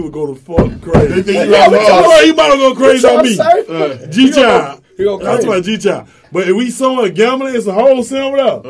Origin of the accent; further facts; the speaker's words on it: Atlanta, Georgia, United States; I'm from Bourne Homes.